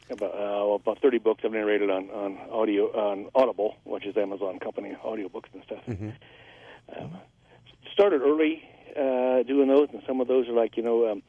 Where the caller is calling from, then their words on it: Carson, California, United States; I'm calling from Carson.